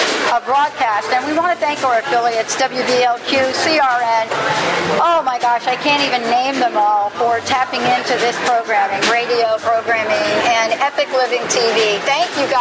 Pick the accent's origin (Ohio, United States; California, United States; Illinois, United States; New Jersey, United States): New Jersey, United States; also born or lived in New York; now in Washington State, United States; I grew up in New Jersey, was born right here in New York, but moved to Washington State